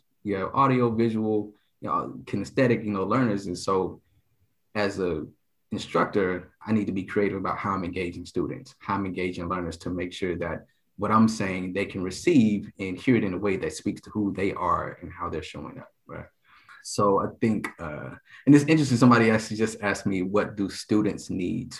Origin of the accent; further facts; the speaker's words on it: Dallas, Texas, United States; moved away as an adult; also born or lived in Illinois / Virginia / Japan; I'm from Dallas, Texas